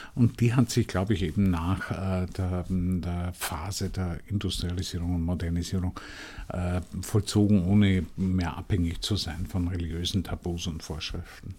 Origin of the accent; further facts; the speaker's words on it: Vienna, Austria; Ich bin noch in, in Wien in einer Familie aufgewachsen